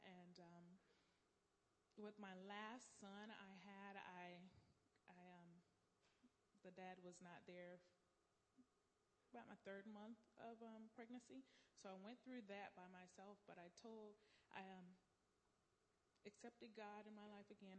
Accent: Sanford, Florida, United States; I'm from Sanford, Florida.

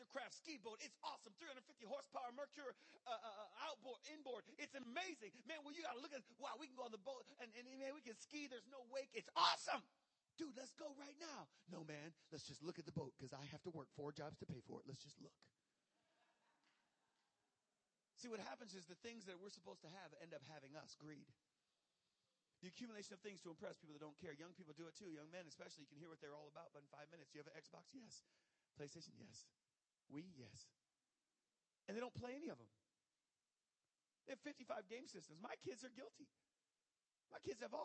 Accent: Michigan, United States; now in Jacksonville, United States; I grew up in Michigan

